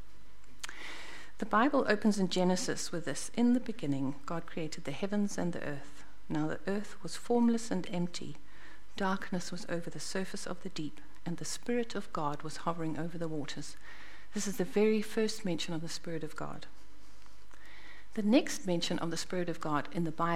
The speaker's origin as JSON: {"language": "English", "country": "Zimbabwe", "tie": "born or raised there", "also_born_or_lived": "Botswana", "moved": "as an adult", "lives_now": "New Zealand", "said": "I was born in Zimbabwe and grew up in Zimbabwe."}